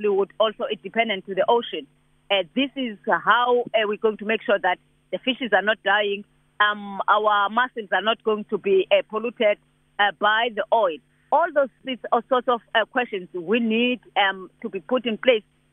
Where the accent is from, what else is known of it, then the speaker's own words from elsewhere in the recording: South Africa; as South African